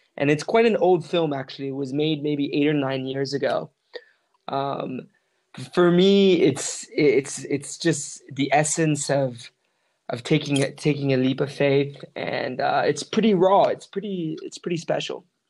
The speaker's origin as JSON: {"language": "English", "country": "South Africa", "moved": "as an adult", "lives_now": "Medellin, Colombia", "said": "I'm from South Africa"}